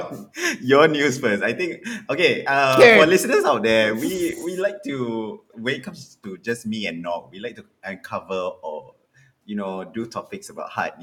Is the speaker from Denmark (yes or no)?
no; Singapore; My dear fellow Singaporeans